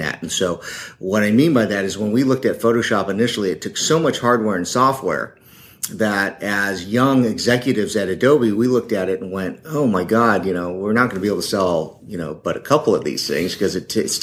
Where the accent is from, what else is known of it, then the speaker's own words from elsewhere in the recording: Silicon Valley, California, United States; I was born and raised in the Silicon Valley